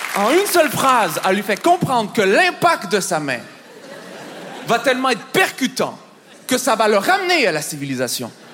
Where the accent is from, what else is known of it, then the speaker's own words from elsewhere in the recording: Montreal, Quebec, Canada; je viens de Montréal